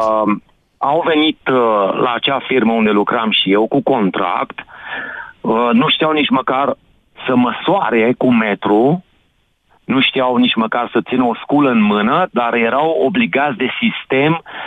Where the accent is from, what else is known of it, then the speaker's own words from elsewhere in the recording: Timiș County, Romania; sunt din Timiș